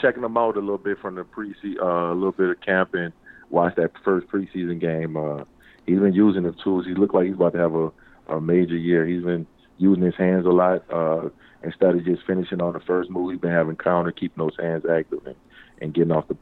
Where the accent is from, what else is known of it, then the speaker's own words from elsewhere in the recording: New Orleans, Louisiana, United States; I'm from New Orleans